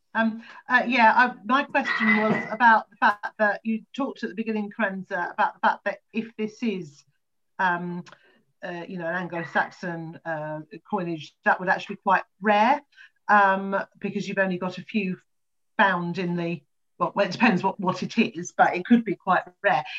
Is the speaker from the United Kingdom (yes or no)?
yes; Colchester, East of England, United Kingdom; I grew up in Colchester